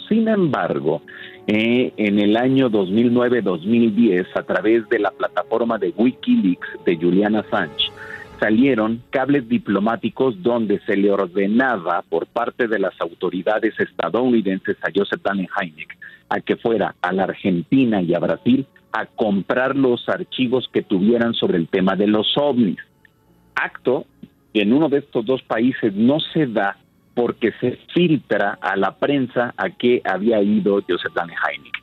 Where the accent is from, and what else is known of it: Mexico